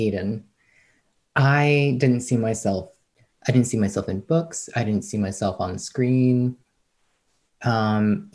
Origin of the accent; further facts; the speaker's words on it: outside New York City, United States; I grew up outside New York City